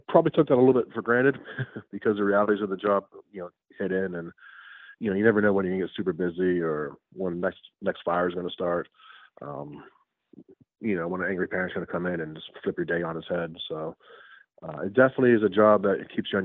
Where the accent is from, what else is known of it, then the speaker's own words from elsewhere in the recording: Western Pennsylvania, United States; moved away as an adult; also born or lived in Caroline County, Maryland; now in Maryland, United States; I'm originally from Western Pennsylvania, moved down here to get a teaching job